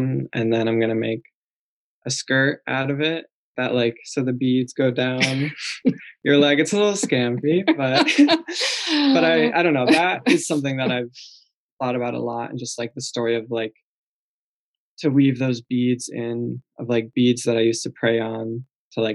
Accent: Jericho, Vermont, United States; I grew up in Vermont on a farm in a French Canadian family.

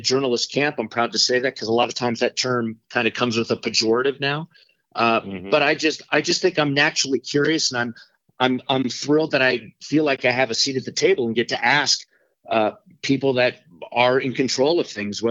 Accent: Littleton, Colorado, United States; also born or lived in Pittsburgh area; I grew up in Littleton, went to Columbine High School back in the 80s

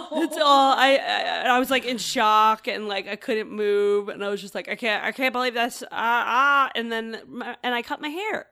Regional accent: New Hampshire, United States; moved away as an adult; also born or lived in New York City; I grew up in New Hampshire

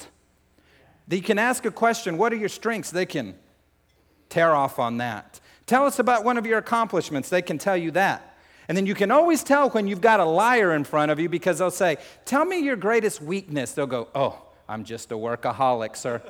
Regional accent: New Mexico, United States; I'm like, New Mexico

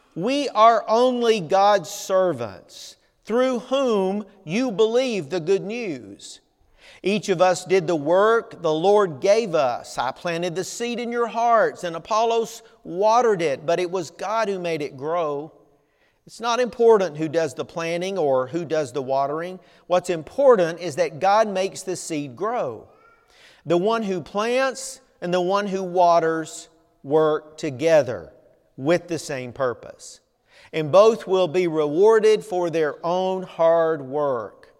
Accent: Southern United States, United States; accent: Southern; my Southern accent

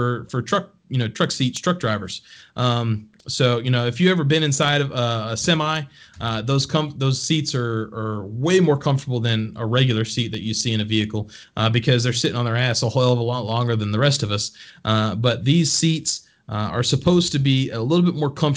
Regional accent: Texas, United States; moved away; I'm proudly from Texas originally. That's where all my family's from.

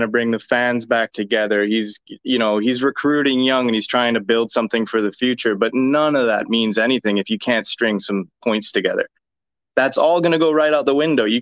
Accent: Cayman Islands; now in Woburn, United States; I'm sitting just outside of Boston, in Woburn, but I'm from the Cayman Islands, though

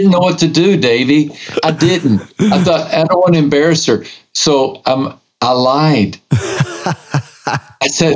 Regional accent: West Texas, United States; I was raised in West Texas

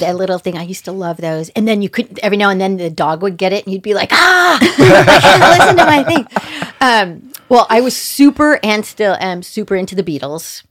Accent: Manhattan Beach, California, United States; I was born in Manhattan Beach, California

